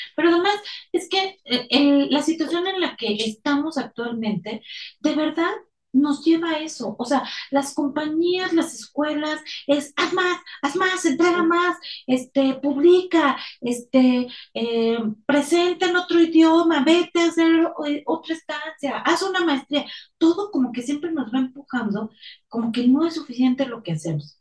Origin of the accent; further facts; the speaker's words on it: Mexico; now in Mexico City, Mexico; los que vivimos aquí en la Ciudad de México, que nos ha tocado experimentar los temblores del último, el del 2017, era una gran sensación de unidad como mexicanos